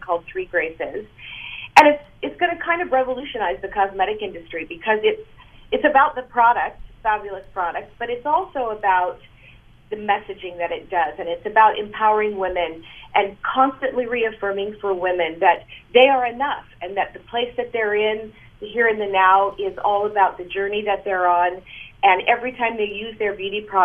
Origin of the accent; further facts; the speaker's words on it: United States; now in Canada; I'm an American living in Canada